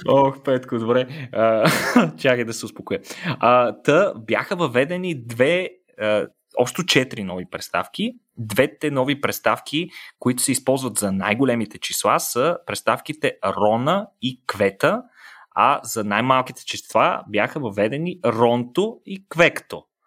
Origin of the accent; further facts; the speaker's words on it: Bulgaria; всички, които сме българи